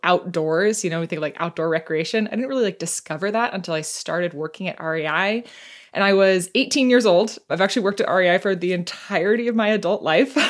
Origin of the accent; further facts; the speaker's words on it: United States; moved away as an adult; also born or lived in New York City; now in Seattle, United States; I was born and raised right outside Washington, D C